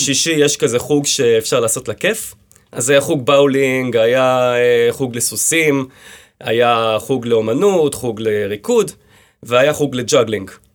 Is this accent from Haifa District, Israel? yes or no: yes; Hadera, Haifa District, Israel; also born or lived in Kfar HaHoresh / Pardes Hanna; אני נולדתי בחדרה, כן. בגיל אה, ארבע אה, עברנו לגור בקיבוץ כפר חורש